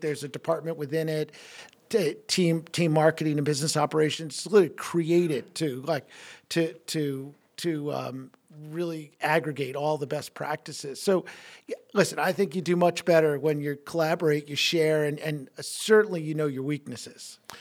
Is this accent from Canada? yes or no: no; New York, United States; moved away as an adult; now in Milwaukee, United States; growing up in New York